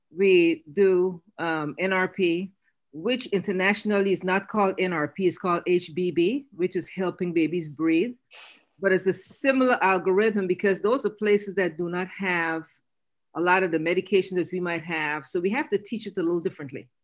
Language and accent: English; Guyana; moved away